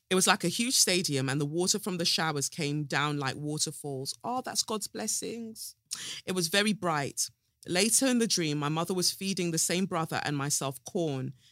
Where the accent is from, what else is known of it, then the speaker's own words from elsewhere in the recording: Peckham, London, United Kingdom; So I grew up in Peckham and we lived there for almost 20 years.